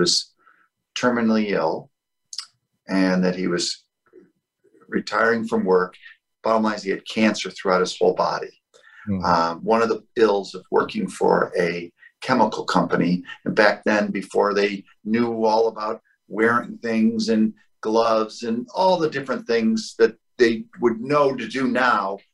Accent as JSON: {"language": "English", "town": "Toledo", "region": "Ohio", "country": "United States", "moved": "as an adult", "lives_now": "Naples, United States", "said": "I come from the Midwest, the Toledo, Ohio area"}